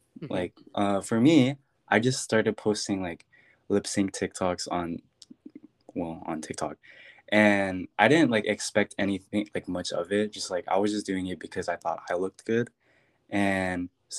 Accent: Philippines; I'm Filipino.

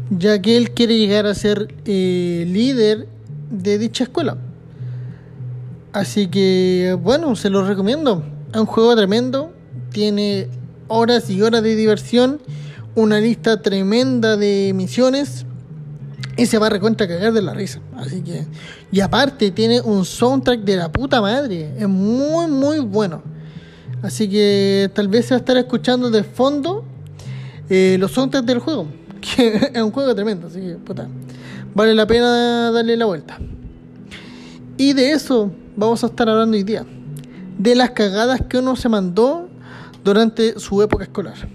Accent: Chile; Como siempre y como buen chileno, todo el última ahora y esperando a que todo suba.

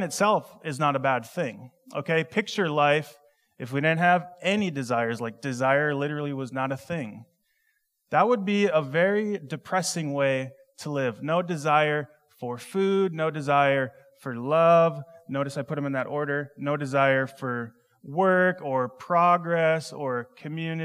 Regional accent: Minnesota, United States; I grew up in Minnesota

